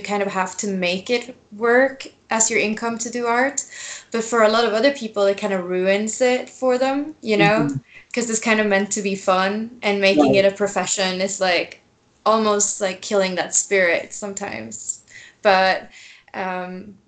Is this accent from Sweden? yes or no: yes; Stockholm, Stockholm County, Sweden; now in New Mexico, United States; I live in New Mexico right now, but I'm originally from Sweden.